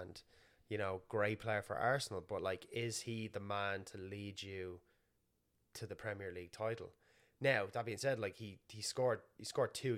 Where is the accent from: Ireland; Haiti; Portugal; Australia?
Ireland; Skerries, Leinster; born or raised there; moved away as an adult; also born or lived in Canada; now in Toronto, Canada